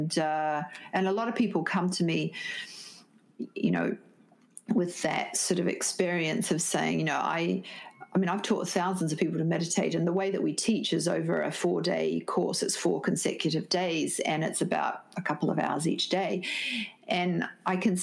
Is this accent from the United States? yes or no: no; New Zealand; moved away; also born or lived in Sydney, Australia; I'm originally from New Zealand, but I was living in Sydney